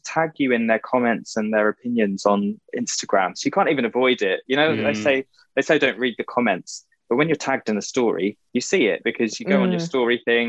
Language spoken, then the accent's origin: English; East of England, United Kingdom; born there; I was born in Essex, grew up in the countryside. I don't really have much of an accent.